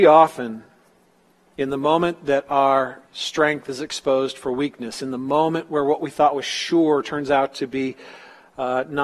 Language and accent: English; Northern California, United States; moved away; especially in Northern California where I was.